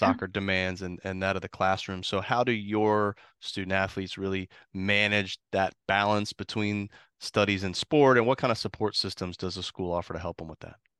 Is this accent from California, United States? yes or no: no; Columbus, Ohio, United States; now in Florida, United States; I grew up in Columbus